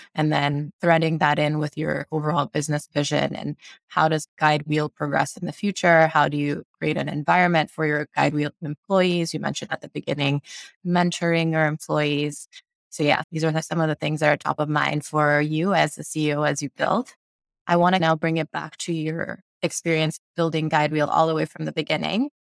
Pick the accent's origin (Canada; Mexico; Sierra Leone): Sierra Leone; now in United States; I grew up in Sierra Leone, West Africa, and moved to the US